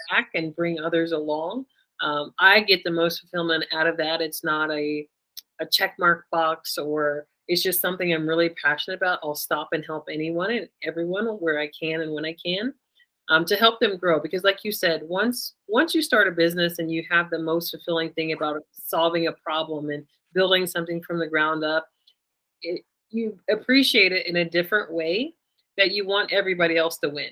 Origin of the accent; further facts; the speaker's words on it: United States; I'm um, Black American